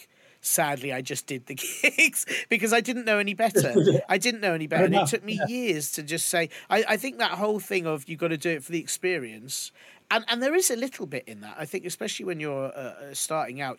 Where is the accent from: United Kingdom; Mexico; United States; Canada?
United Kingdom; London; Bethnal Green wasn't that far from where we lived